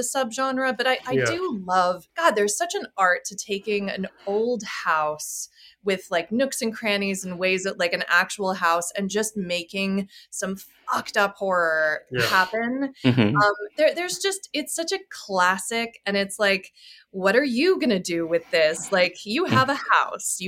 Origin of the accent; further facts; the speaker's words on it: Charleston, South Carolina, United States; moved away; also born or lived in London; I was born and raised in Charleston, South Carolina